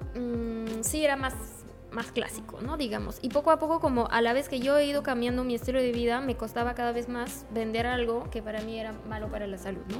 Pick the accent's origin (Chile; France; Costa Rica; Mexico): France; Spanish is a second language; moved away as an adult; now in Peru; soy de Francia y he llegado a Perú hace casi cuatro años